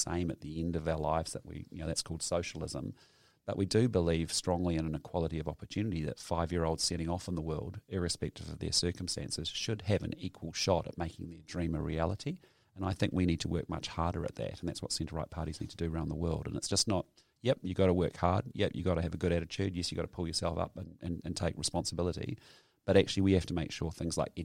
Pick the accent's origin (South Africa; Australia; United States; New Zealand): New Zealand; I'm just a Kiwi